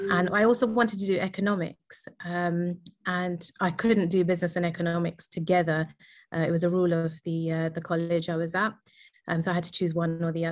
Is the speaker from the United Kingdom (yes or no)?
yes; London, United Kingdom; I was born and raised in London